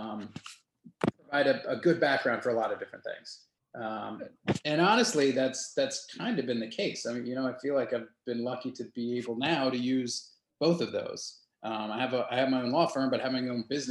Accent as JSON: {"language": "English", "town": "Lancaster", "region": "Pennsylvania", "country": "United States", "tie": "born or raised there", "also_born_or_lived": "Richmond, Virginia", "moved": "as an adult"}